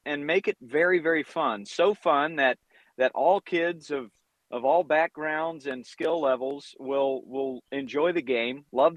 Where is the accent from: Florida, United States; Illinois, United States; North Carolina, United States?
North Carolina, United States; moved away as an adult; also born or lived in Providence, Rhode Island; now in Southern California, United States; I grew up in North Carolina